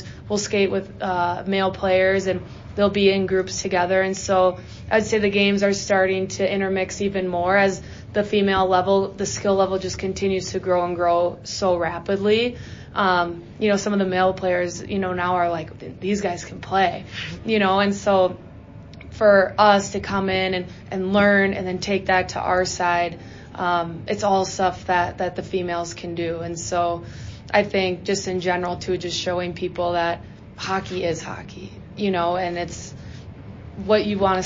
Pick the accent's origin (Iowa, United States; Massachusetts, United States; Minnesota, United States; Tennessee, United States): Minnesota, United States; I'm from Minnesota, so, you know, my hometown team is the Wild